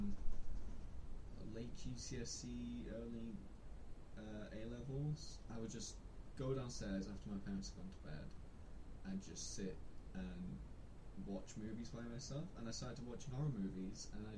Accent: Gloucester, South West England, United Kingdom; moved away as an adult; also born or lived in Nottingham; now in Bangor, United Kingdom; I'm from Gloucester, well, also Nottingham

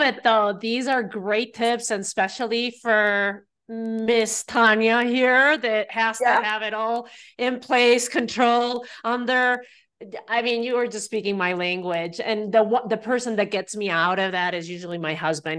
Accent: Spain; now in United States; growing up in Spain

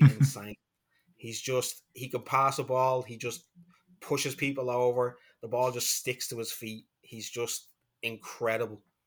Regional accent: Dublin, Leinster, Ireland; I'm from Dublin, Ireland

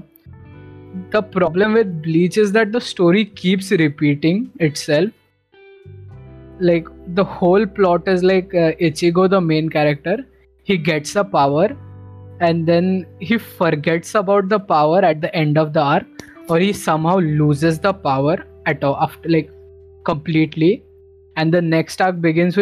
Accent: India; growing up in India

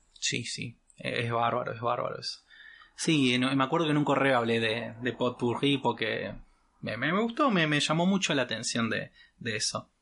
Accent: Córdoba, Argentina; accent: Cordobés; mi mamá es entrerriana, mi papá es correntino, yo hablo como cordobés

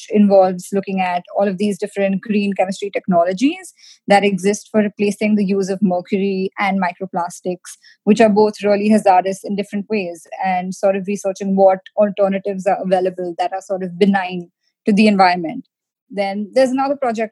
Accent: India; now in United States; being an Indian, we're always taught the importance of sort of being scrappy, jugaad

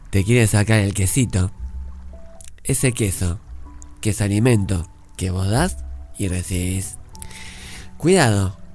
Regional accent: Uruguay; Porque yo soy uruguayo.

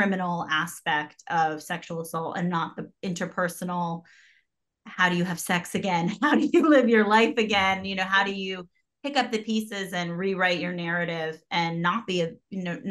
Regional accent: New York City, New York, United States; I'm from New York. So when I moved back to the city

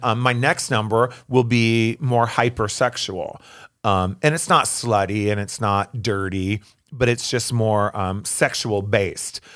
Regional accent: Phoenix, Arizona, United States; also born or lived in Tempe; I grew up here in Phoenix.

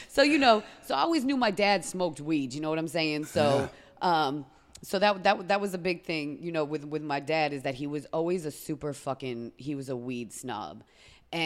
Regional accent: Beverly, Massachusetts, United States; moved away as an adult; also born or lived in Lawrence, Massachusetts; I was born in Beverly.

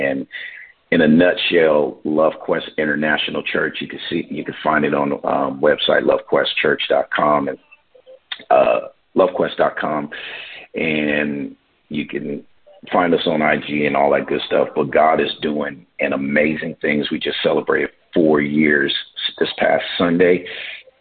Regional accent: Oakland, California, United States; moved away as an adult; now in Vancouver; I am from Oakland, California

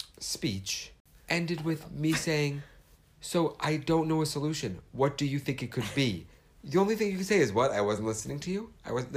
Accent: New York City, New York, United States; I grew up in New York City.

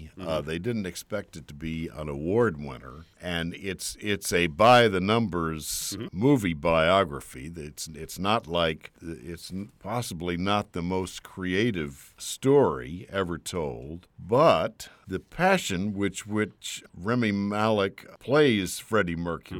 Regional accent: Texas, United States; now in Washington, United States; I grew up in Texas. I'm a native Texan. Not just a native. I'm like a fourth-generation Texan.

